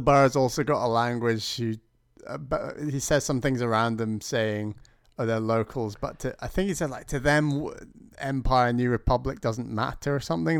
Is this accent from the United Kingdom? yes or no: yes; United Kingdom; as a Brit